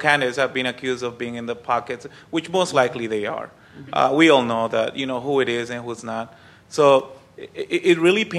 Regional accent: Sinaloa, Mexico; I'm from Sinaloa

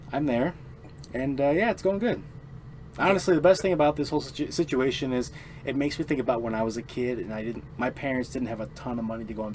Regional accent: United States; We're American

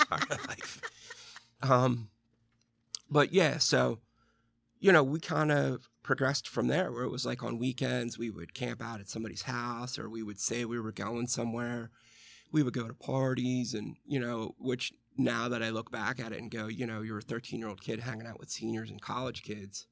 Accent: Western Pennsylvania, United States; I grew up in Western P A, and really there was nothing for us to do except, like, drink, fist fight, play football

